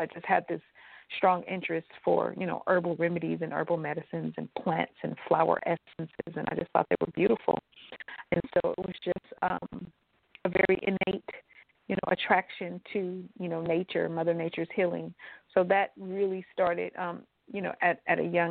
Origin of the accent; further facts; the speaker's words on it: Los Angeles, California, United States; moved away as an adult; now in Atlanta, United States; growing up in Los Angeles, California